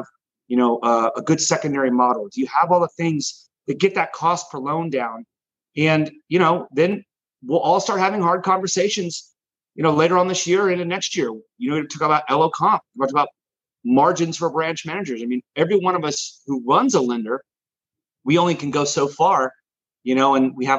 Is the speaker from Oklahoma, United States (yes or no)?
no; Dallas, Texas, United States; also born or lived in Austin, Texas; I'm from there originally. I'm born and raised in Dallas